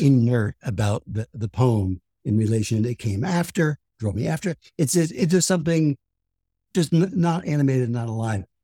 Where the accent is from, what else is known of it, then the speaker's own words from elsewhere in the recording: Paterson, New Jersey, United States; I'm from Patterson